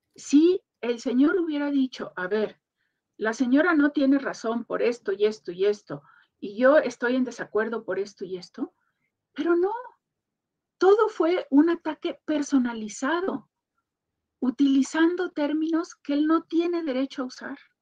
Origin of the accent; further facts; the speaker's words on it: Mexico; muchísimo orgullo como mexicana